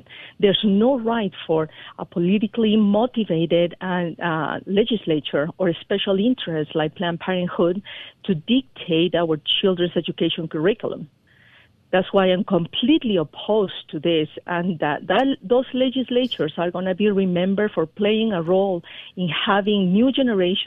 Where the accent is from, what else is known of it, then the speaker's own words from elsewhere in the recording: Peru; moved away as an adult; now in United States; I was born in Peru